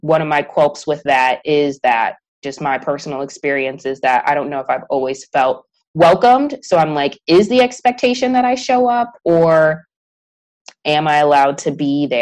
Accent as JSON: {"language": "English", "town": "Chicago", "region": "Illinois", "country": "United States", "moved": "as an adult", "lives_now": "Houston, United States", "said": "I'm from Chicago"}